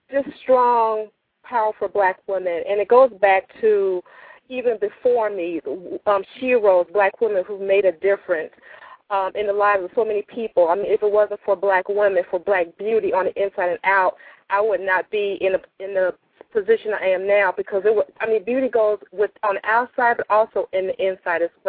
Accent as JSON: {"language": "English", "town": "Chicago", "region": "Illinois", "country": "United States", "said": "I'm from Chicago, Illinois, and I have just started to step into the beauty industry"}